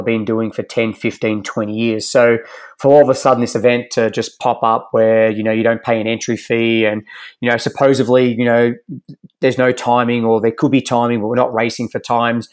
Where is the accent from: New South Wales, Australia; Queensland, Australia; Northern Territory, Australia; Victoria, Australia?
Victoria, Australia; Geelong; moved away as an adult; also born or lived in Ballarat; now in Boulder, United States; where I'm from in Geelong